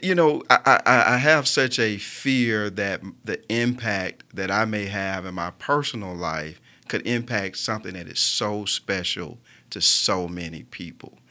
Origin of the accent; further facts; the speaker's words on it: Birmingham, Alabama, United States; what makes me so Birmingham is that I was born and raised here.